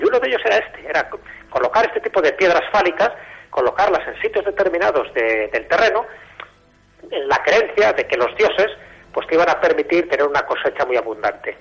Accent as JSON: {"language": "Spanish", "region": "Castile and León", "country": "Spain", "said": "yo soy de León"}